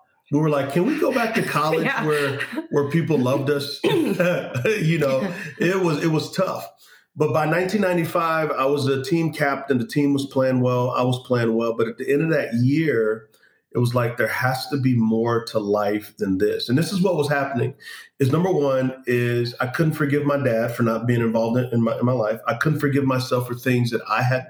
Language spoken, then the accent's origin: English; San Antonio, Texas, United States; I grew up in San Antonio, Texas